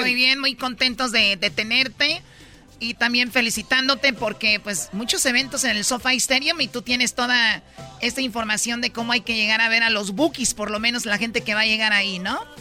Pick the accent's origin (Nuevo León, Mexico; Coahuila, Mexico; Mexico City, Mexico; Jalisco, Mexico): Jalisco, Mexico; yo soy de Jalisco